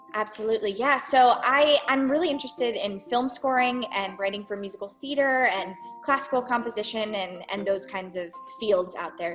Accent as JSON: {"language": "English", "region": "South Florida", "country": "United States", "tie": "born or raised there", "moved": "as an adult", "lives_now": "Boston, United States", "said": "I grew up in South Florida"}